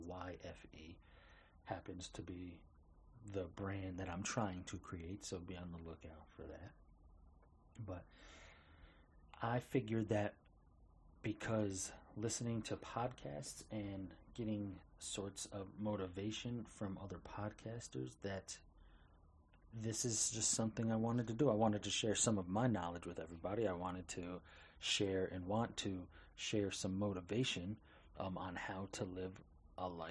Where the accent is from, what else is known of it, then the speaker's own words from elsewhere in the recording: Albany, New York, United States; moved away as an adult; also born or lived in Misenheimer, North Carolina / Port Orange, Florida; I was born and raised in Albany, New York.